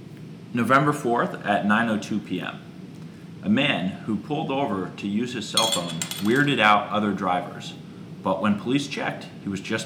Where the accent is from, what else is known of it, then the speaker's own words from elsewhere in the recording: Stowe, Vermont, United States; my hometown of Stowe, Vermont